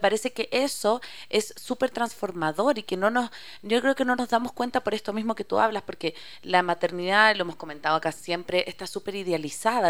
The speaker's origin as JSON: {"language": "Spanish", "country": "Chile", "moved": "as an adult", "said": "yo soy chilena"}